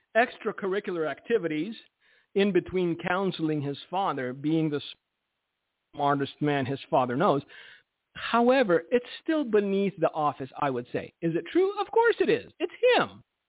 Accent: United States; I'm an American. Uh, my Romanian passport expired, and so I am technically all American right now.

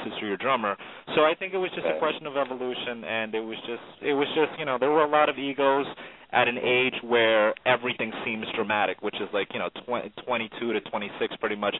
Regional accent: New York City, New York, United States; also born or lived in Syracuse; I was from East New York, Brooklyn

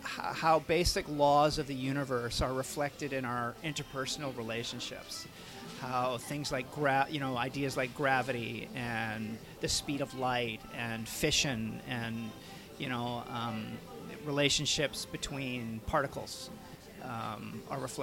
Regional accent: Vancouver, British Columbia, Canada; I live and work in Vancouver, Canada, and which is my hometown.

